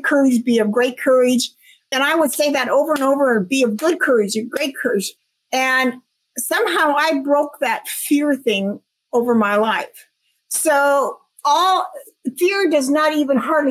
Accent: Washington, United States; moved away as an adult; also born or lived in Tampa, Florida; I was born and raised in Washington State. I moved all the way across country to Tampa, Florida with my job

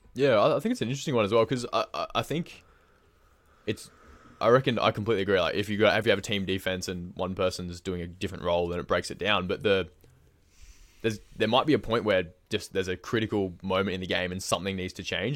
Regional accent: Queensland, Australia; now in Melbourne, Australia; growing up in Queensland myself

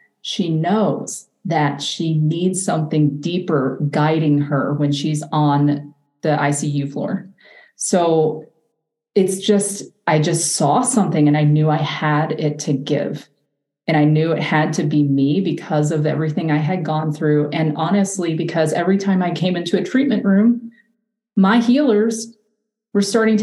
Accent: the South, United States; I grew up in the South

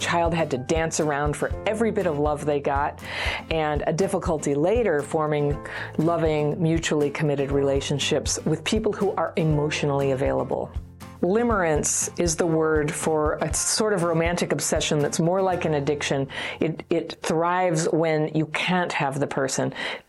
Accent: Ukraine; English is a second language; moved away; Last year, a tragic situation happened in my country, the war. I'm from Ukraine. And at the beginning of the war, I had to flee the country and stay at my friend's in Berlin.

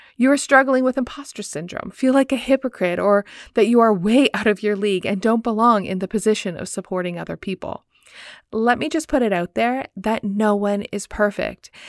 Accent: Woodstock, Ontario, Canada; Movement Church in my hometown, Woodstock, Ontario.

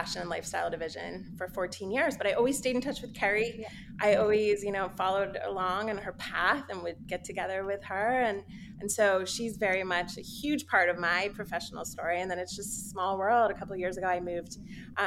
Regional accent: Pennsylvania, United States; moved away as an adult; I grew up in Pennsylvania

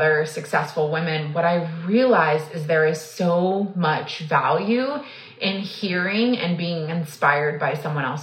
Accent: Texas, United States; I was born and raised in Texas

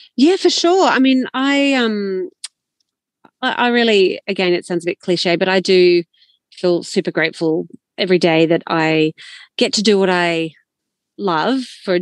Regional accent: Sydney, New South Wales, Australia; also born or lived in Canberra / Northern Italy; now in Orange, Australia; I grew up in Sydney

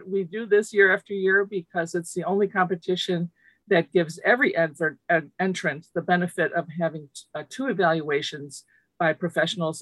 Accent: Chicago, Illinois, United States; first language Lithuanian; English is a second language; I grew up in Chicago, the child of refugees from Lithuania. I was monolingual in Lithuanian until I started kindergarten

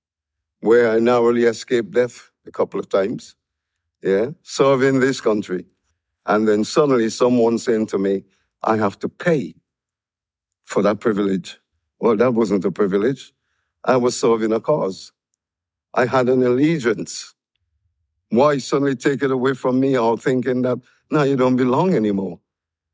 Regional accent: St. Vincent & Grenadines; now in United Kingdom; When I left my island, St. Vincent and the Grenadines, we were British. I came here as a British subject

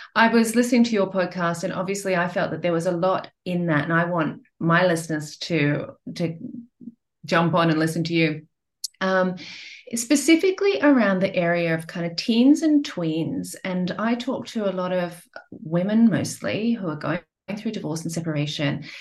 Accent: Australia; moved away; also born or lived in Europe / Asia; I'm from Australia and I'm based here now. But I've lived in Europe, I've lived in Asia

